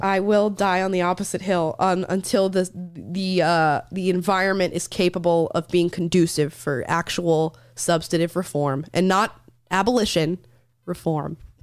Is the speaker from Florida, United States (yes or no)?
yes; rural Florida, United States; growing up in Florida as a young kid, especially in rural Florida where I was from